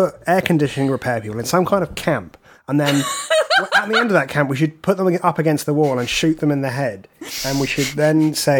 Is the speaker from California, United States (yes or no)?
no; Cincinnati, Ohio, United States; I'm from Cincinnati, Ohio.